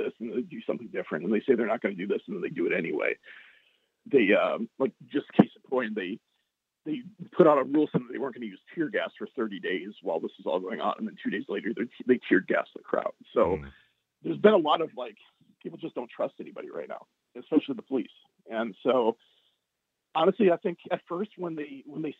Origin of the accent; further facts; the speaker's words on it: Barnesville, Minnesota, United States; moved away as an adult; also born or lived in St. Louis / South Carolina; now in Seattle, United States; growing up in Barnesville in the early 90s, we didn't have to deal with a lot of race issues like people here in Seattle do have to deal